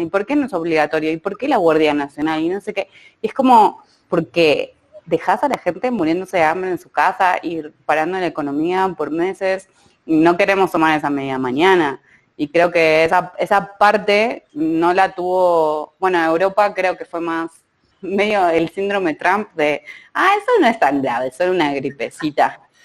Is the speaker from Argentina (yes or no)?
yes; Argentina; now in Mexico; yo soy Argentina